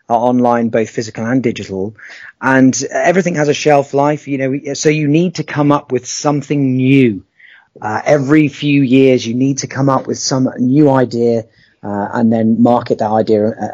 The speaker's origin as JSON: {"language": "English", "town": "Poole", "region": "South West England", "country": "United Kingdom", "said": "I'm from Poole in Dorset, where I've lived for nearly 30 years now."}